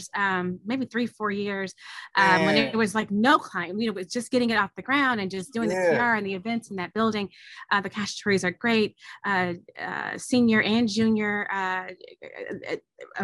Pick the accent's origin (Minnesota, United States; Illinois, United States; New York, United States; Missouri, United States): Illinois, United States; Chicago; I'm born and raised in Chicago, from Chicago